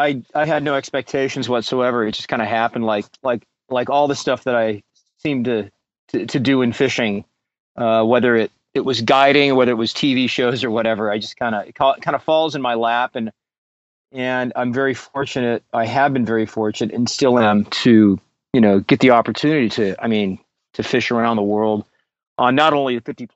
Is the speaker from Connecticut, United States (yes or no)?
no; San Diego, California, United States; also born or lived in Idaho; So I'm from San Diego. I'm a third generation San Diegan